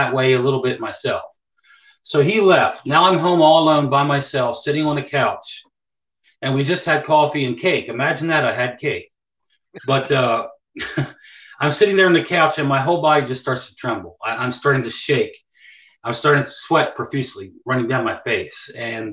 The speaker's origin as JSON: {"language": "English", "town": "Hagerstown", "region": "Maryland", "country": "United States", "tie": "born or raised there", "also_born_or_lived": "Ocean City, Maryland", "said": "Hagerstown is my hometown, Hagerstown, Maryland"}